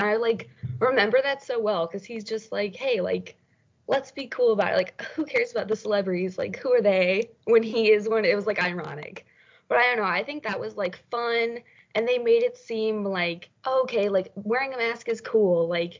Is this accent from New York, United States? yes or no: no; Illinois, United States; now in Milwaukee, United States; I'm from Illinois, so not too far from here.